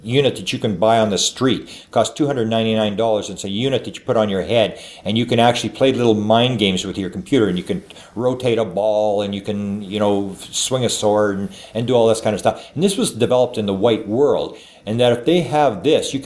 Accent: Canada; I am a Canadian.

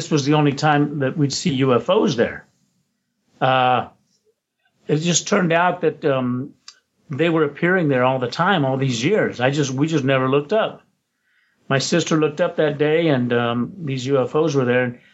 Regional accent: Roswell, New Mexico, United States; now in Los Angeles, United States; I was in Roswell, New Mexico. That's my hometown

